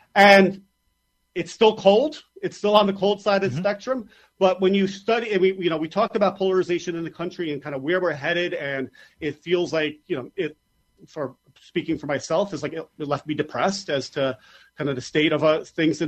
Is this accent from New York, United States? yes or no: yes; New York, United States; as a New Yorker